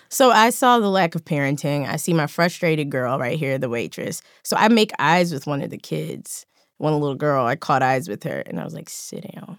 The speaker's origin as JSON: {"language": "English", "town": "Philadelphia", "region": "Pennsylvania", "country": "United States", "moved": "yes", "lives_now": "Los Angeles, United States", "said": "I'm from Philadelphia."}